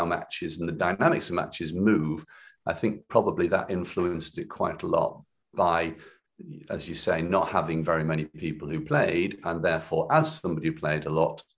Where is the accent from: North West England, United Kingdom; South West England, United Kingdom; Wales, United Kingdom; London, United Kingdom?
North West England, United Kingdom; Cumbria; growing up in Cumbria, I sort of missed an opportunity to train to a higher level from a young age